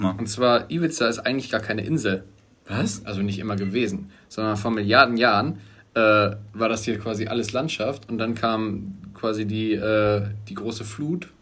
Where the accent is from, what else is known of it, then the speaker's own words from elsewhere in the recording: Germany; als Deutsche